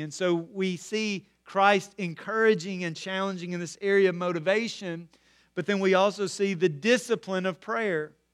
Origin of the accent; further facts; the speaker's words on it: Corinth, Mississippi, United States; growing up in Corinth, Mississippi